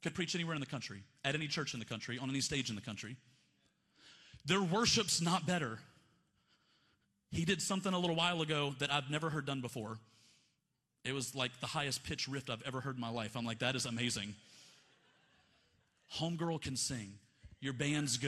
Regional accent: Montgomery, Alabama, United States; I grew up in Montgomery, Alabama in the 90s

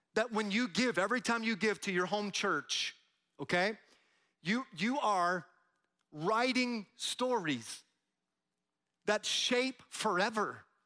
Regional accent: Tampa, Florida, United States; I'm from Tampa

